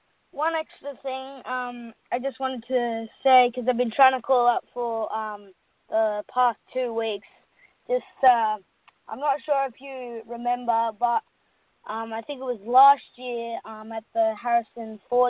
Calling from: Sydney, New South Wales, Australia; I'm in Sydney, Australia.

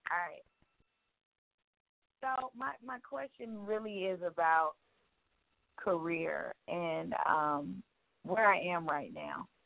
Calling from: Georgia, United States; I'm calling from Georgia.

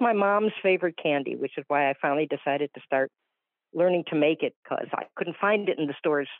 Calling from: Palm Coast, Florida, United States; I'm from Palm Coast, Florida.

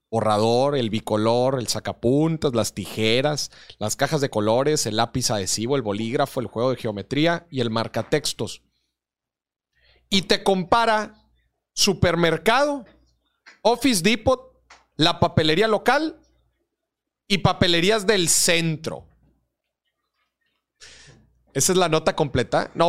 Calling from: Puebla, Mexico; desde, Puebla Morir.

